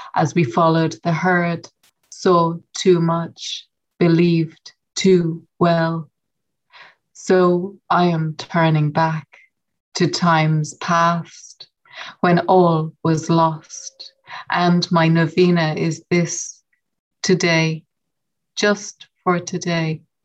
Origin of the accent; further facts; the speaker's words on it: west of Ireland, Ireland; my accent and my origins in the west of Ireland